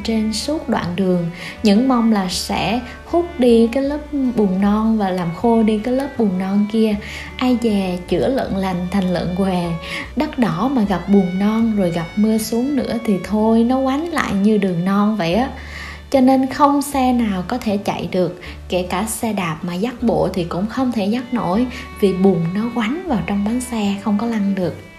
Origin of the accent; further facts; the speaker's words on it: Vietnam; miền trung du quê mình đã có đến ba kiểu chợ